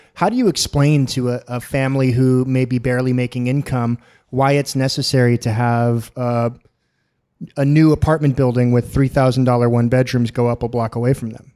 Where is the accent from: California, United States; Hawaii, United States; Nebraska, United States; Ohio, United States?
California, United States; San Diego; I'm born and raised in San Diego. Uh, I've never lived a, anywhere else in my life.